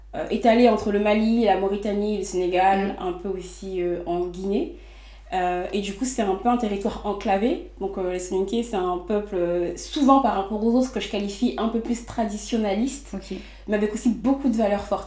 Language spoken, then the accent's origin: French; Les Mureaux, Île-de-France, France; j'ai grandi au Muro, donc dans les Yvelines